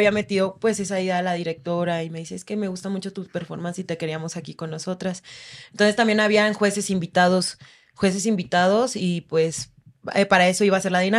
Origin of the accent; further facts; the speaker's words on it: Oaxaca, Mexico; Yo soy de Oaxaca